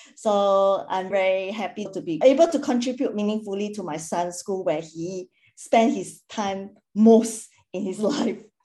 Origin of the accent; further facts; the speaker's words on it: Singapore; moved away as an adult; now in Perth, Australia; I'm originally from Singapore and previously worked in a corporate for 10 years. I have then relocated to Perth